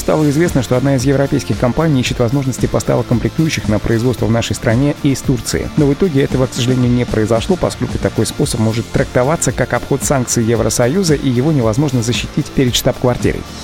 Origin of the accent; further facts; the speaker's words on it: Russia; в нашей стране